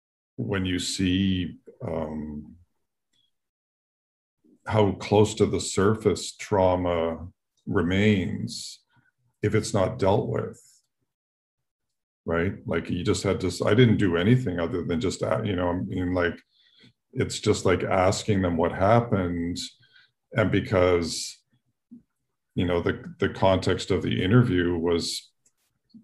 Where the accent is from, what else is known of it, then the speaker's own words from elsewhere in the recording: Toronto, Ontario, Canada; I grew up in Toronto